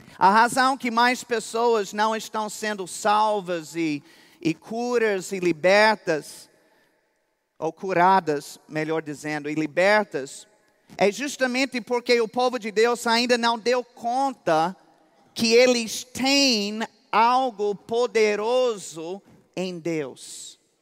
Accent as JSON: {"language": "Portuguese", "country": "United States", "also_born_or_lived": "Campina Grande, Brazil", "second_language": "Portuguese", "moved": "yes", "said": "eu sou mais campinense do que americano"}